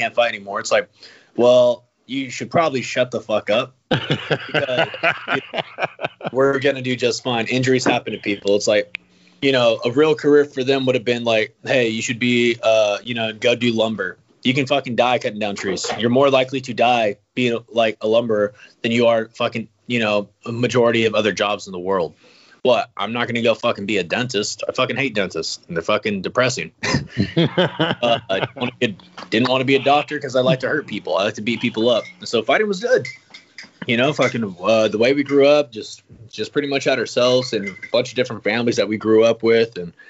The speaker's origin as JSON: {"language": "English", "town": "Humble", "region": "Texas", "country": "United States", "tie": "born or raised there", "said": "born and raised"}